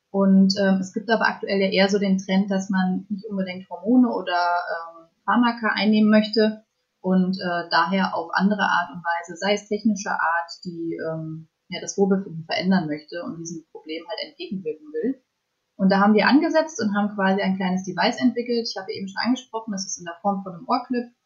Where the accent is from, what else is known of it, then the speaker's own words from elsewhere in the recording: Fulda, Hesse, Germany; ich bin 24 Jahre alt und ich komme aus Fulda.